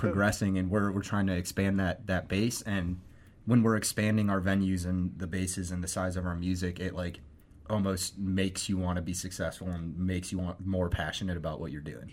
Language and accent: English; Akron, Ohio, United States; I grew up in Akron